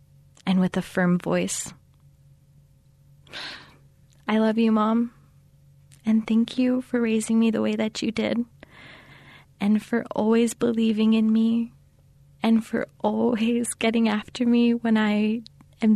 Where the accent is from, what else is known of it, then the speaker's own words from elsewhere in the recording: Manuelito, New Mexico, United States; I am from Manuelito, New Mexico